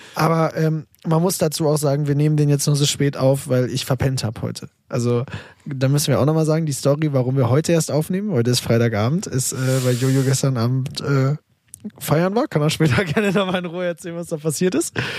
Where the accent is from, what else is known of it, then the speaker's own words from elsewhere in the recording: Münster, North Rhine-Westphalia, Germany; moved away as an adult; now in Berlin, Germany; ich komme ja aus Münster und meine Eltern wohnen auch noch in Münster